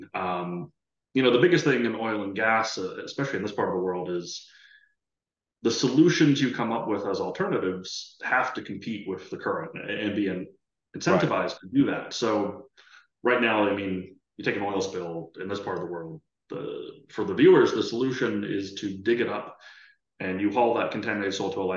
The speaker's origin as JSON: {"language": "English", "town": "Philadelphia", "region": "Pennsylvania", "country": "United States", "tie": "born or raised there", "also_born_or_lived": "Elmira, New York / Canada", "moved": "as an adult", "said": "I grew up in the East Coast US in the Philadelphia area"}